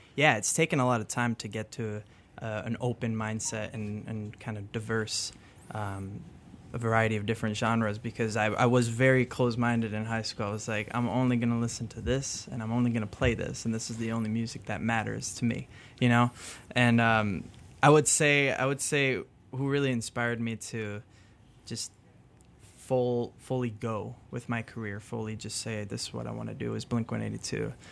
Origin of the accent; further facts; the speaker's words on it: Chicago, Illinois, United States; first language French; English is a second language; also born or lived in France; I grew up in Lincoln Park